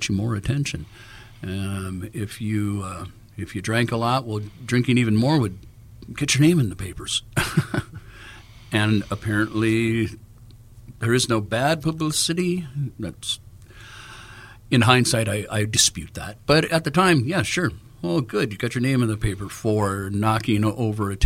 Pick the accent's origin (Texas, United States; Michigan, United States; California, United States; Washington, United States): California, United States; Los Angeles; Born and raised in Los Angeles as a musician.